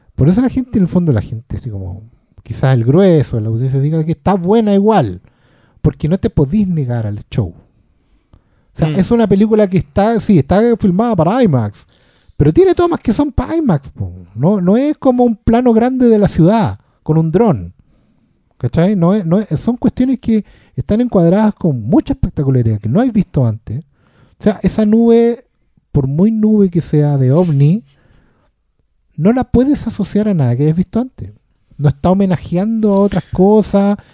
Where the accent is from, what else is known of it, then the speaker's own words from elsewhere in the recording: Maipú, Santiago Metropolitan Region, Chile; a mi pueblo